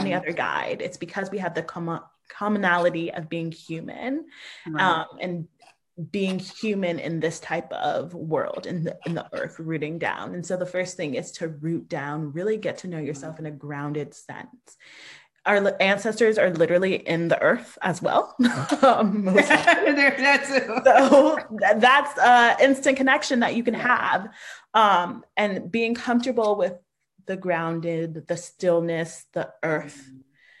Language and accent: English; United States; I'm the first generation born in the States